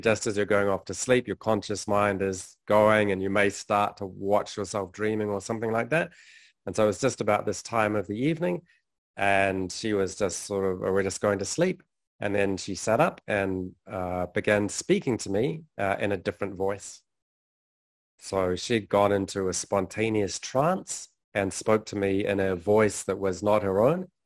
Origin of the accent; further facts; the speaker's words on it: New Zealand; moved away as an adult; also born or lived in London; I was born in New Zealand, had a pretty conventional upbringing